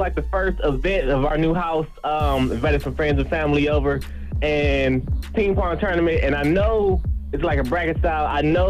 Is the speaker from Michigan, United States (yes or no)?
yes; Detroit, Michigan, United States; I'm from Detroit, man. You know, people gonna know my voice.